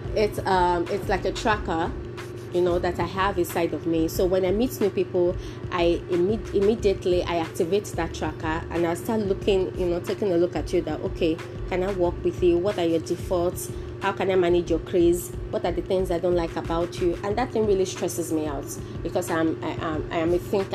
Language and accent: English; Nigeria; if you're educated as a Nigerian, automatically you're bilingual